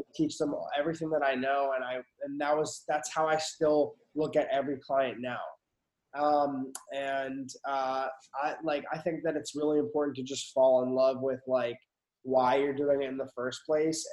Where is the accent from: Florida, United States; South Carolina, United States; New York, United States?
New York, United States; Westchester; now in Houston, United States; I'm originally from Westchester